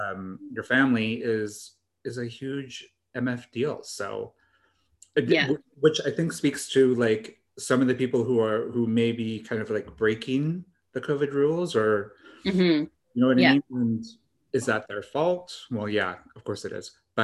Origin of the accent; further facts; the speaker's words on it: Canada; I know it seems kind of weird talking about the U.S. kind of political situation when we're Canadian